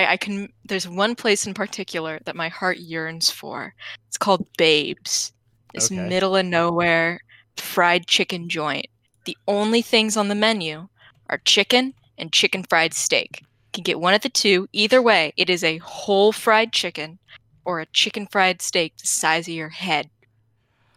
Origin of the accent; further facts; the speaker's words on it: Texas, United States; moved away; I grew up in suburban Texas